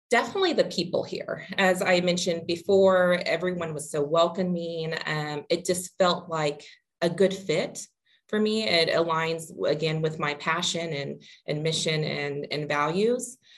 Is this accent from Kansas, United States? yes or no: yes; Wichita, Kansas, United States; am originally from Wichita, Kansas, so not far from here. Um, born and raised, I um, completed my bachelor's degree at Wichita State